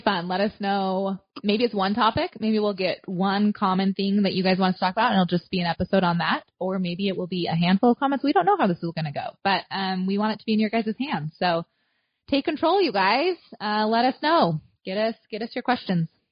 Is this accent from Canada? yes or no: no; Southwest Montana, United States; moved away as an adult; now in central Nebraska, United States; I grew up in Southwest Montana. So I'm a Nebraska transplant.